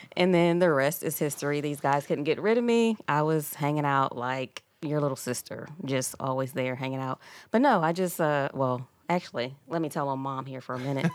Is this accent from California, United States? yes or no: no; Philadelphia, Pennsylvania, United States; moved away as an adult; now in South Point, United States; I'm actually originally from Philadelphia. I've been here about twenty plus years